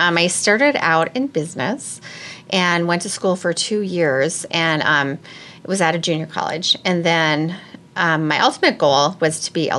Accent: Minnesota, United States; now in Ames, United States

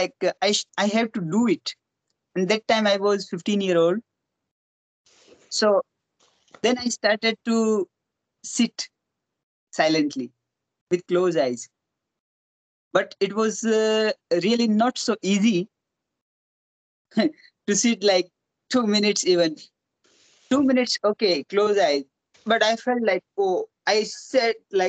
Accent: Rajasthan, India; I born in Rajasthan

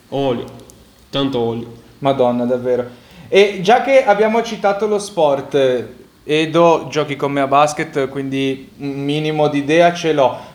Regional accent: Naples, Campania, Italy; essendo napoletano

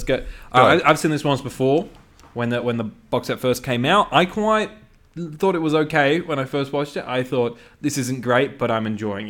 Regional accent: United Kingdom; Well, I'm British. I didn't grow up watching EastEnders.

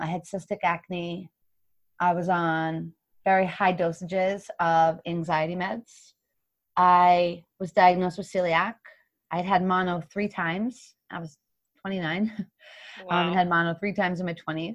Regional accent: Hopkinton, Massachusetts, United States; also born or lived in Boston; my home city. And it actually starts in my hometown where my parents live.

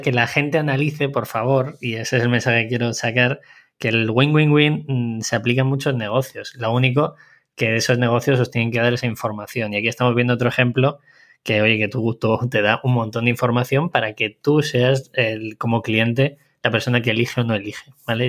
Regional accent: Segovia, Castile and León, Spain; yo soy nacido en Segovia

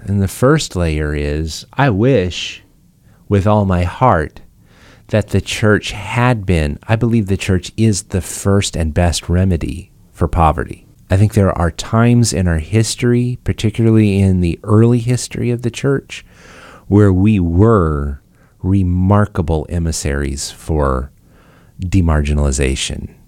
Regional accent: United States; I'm saying this as an American

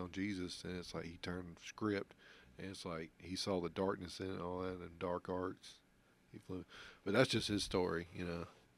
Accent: New Orleans, Louisiana, United States; Yeah, that's where I was born.

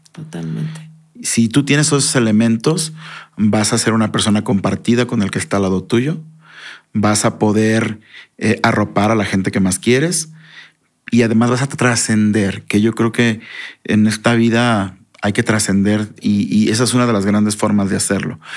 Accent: Mexico; necesito ser congruente con este sentimiento que tengo yo como mexicano de que es bien importante aceptarnos como somos.

